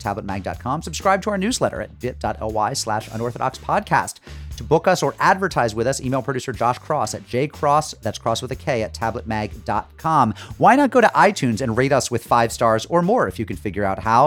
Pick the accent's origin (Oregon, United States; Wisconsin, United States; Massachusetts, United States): Massachusetts, United States; in my home state of Massachusetts